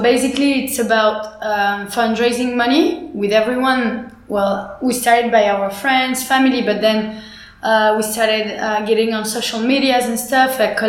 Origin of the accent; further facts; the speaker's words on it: Paris, Île-de-France, France; moved away as an adult; now in Puerto Escondido, Mexico; So I was born in France. My dad was born in Egypt and my mom was born in Morocco. But they both met when they had around my age, like at 25. They both immigrated in France and I was born there.